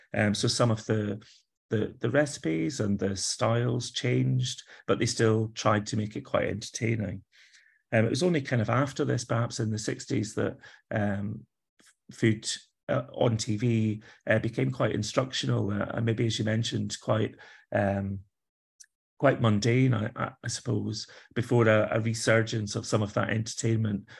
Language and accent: English; Kilpatrick Durham, Scotland, United Kingdom; now in Edinburgh, United Kingdom; I grew up in Scotland. I've not always lived here, but, uh, I did grow up in Scotland, a, a tiny little town, um, village really called Kilpatrick Durham is where I was born.